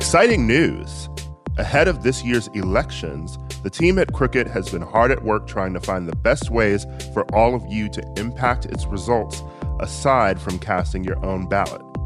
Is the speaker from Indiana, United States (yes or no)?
no; Wisconsin, United States; moved away; my home state of Wisconsin